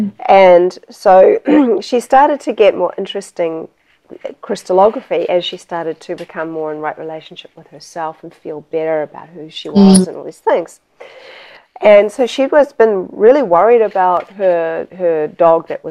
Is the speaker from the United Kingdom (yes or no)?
no; New Zealand; moved away; I'm originally from New Zealand